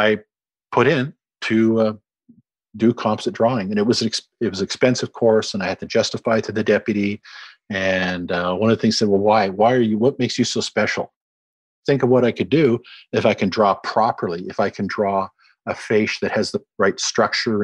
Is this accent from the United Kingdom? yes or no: no; Winnipeg, Manitoba, Canada; I was born in Winnipeg